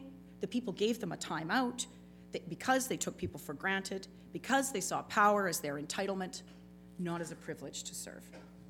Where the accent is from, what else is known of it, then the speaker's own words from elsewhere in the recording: Lethbridge, Alberta, Canada; nobody leaves a meeting with either of us not remembering that we are from Lethbridge and we are there to represent Lethbridge.